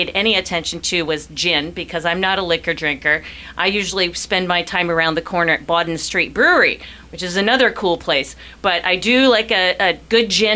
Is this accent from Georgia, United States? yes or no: no; Columbus, Ohio, United States; moved away as an adult; also born or lived in Panama; I grew up in Columbus, Ohio